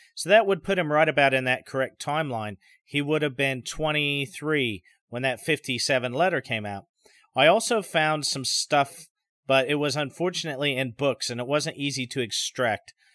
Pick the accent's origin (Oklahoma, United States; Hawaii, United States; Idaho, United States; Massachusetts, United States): Idaho, United States; My home state of Idaho